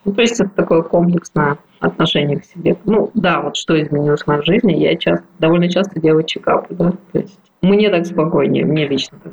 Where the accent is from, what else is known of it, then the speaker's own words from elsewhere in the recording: Irkutsk, Irkutsk Oblast, Russia; moved away; в моем родном городе Иркутске